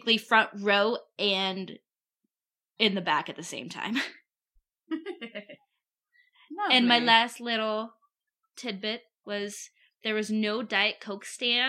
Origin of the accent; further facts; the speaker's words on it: Denver, Colorado, United States; Denver, my hometown